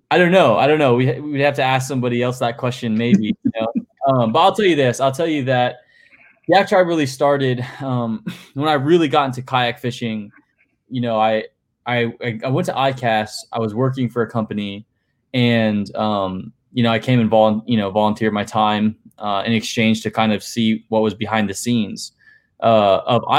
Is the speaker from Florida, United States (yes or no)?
yes; St. Petersburg, Florida, United States; also born or lived in Sarasota, Florida; I was born and raised here in St. Pete